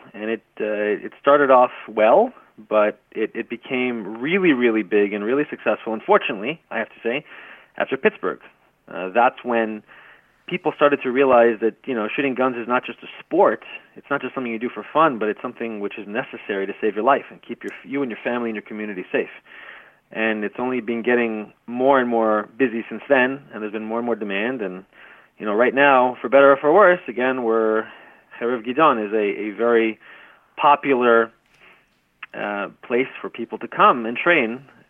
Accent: Kiryat Arba, West Bank, Palestine; I grew up in Kiryat Arba, which is next to Hebron, Al-Halil, as they say in Arabic.

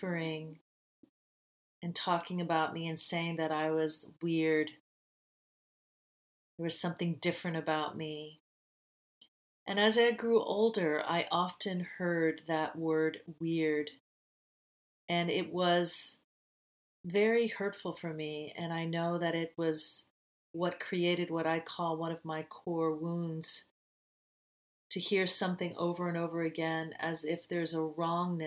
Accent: United States; moved away as an adult; now in Bali, Indonesia; I moved away from the United States of America in 2002

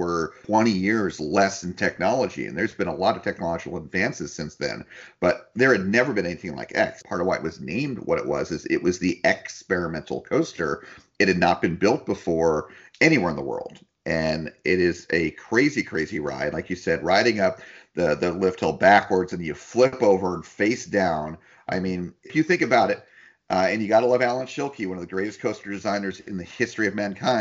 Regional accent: New Jersey, United States; also born or lived in California; now in Florida, United States; I grew up in New Jersey.

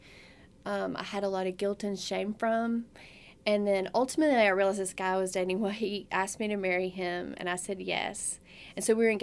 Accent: the Bible Belt, United States; I grew up in the Bible Belt

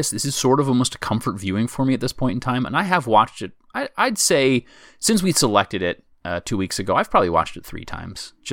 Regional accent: United States; as an American

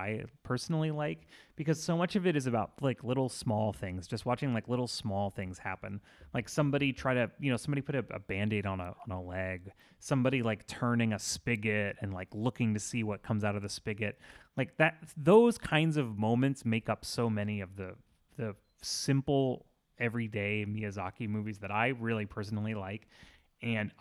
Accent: Florida, United States; I grew up in Florida

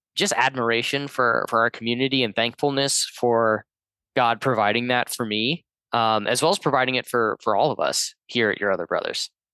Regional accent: Georgia, United States; moved away; my home state of Georgia

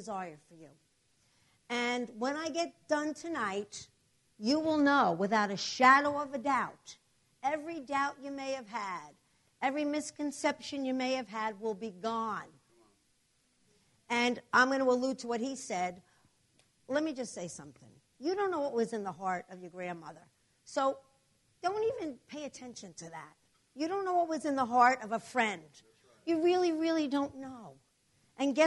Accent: New Jersey, United States; from New Jersey, but our church is in New York City, so you're gonna. I have an accent

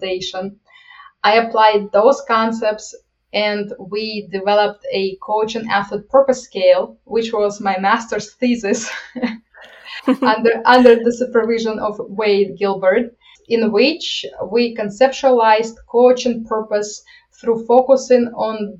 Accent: Ukraine; moved away as an adult; now in United States; I'm coming from Ukraine, and I always, as I came to the United States

